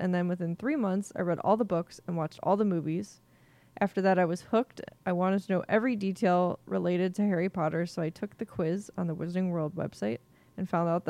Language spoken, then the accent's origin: English; India; So I'm from India. And when I was in middle school, that's when the movies came out.